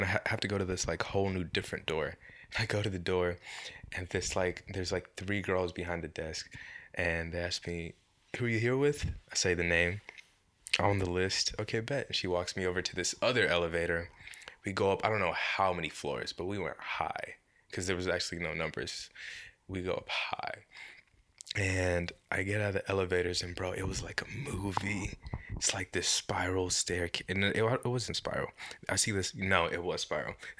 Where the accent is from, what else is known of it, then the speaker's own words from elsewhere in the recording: Texas, United States; I'm from Texas